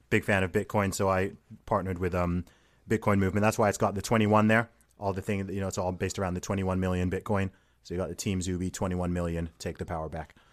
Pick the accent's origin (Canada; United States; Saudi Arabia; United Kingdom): Saudi Arabia; accent: American; I, I grew up in Saudi Arabia.